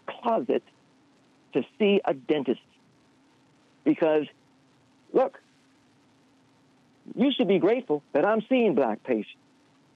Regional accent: Baton Rouge, Louisiana, United States; now in Detroit, United States; growing up in Baton Rouge, I was born in 1954

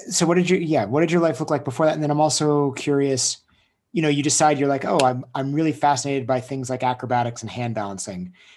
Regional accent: United States; I grew up in Lake Tahoe

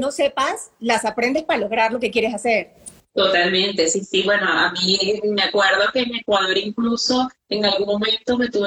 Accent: Colombia; entre colombianos y venezolanos estamos así como cerquita.

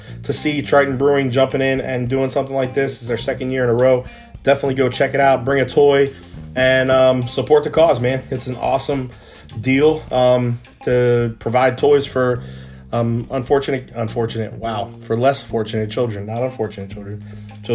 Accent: Philadelphia, Pennsylvania, United States; moved away; I'm originally from the Philadelphia area

